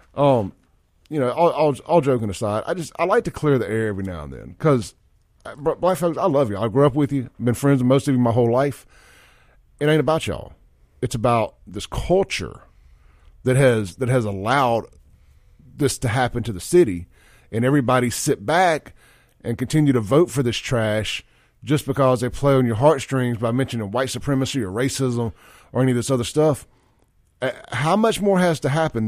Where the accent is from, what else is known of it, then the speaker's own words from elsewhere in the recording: Jackson, Mississippi, United States; I grew up on Lynch Street. My dad had that store